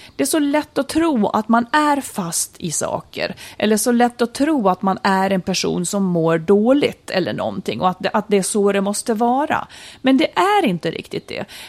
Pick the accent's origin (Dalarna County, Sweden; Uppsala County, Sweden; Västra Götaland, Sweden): Dalarna County, Sweden; Malung; I mitt kök när jag var liten i Malung i Idbäck